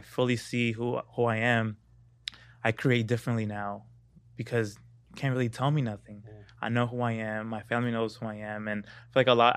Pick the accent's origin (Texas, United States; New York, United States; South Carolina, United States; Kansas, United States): New York, United States; New York City; moved away as an adult; now in Los Angeles, United States; I didn't know who I was growing up in Brooklyn, being a Dominican black kid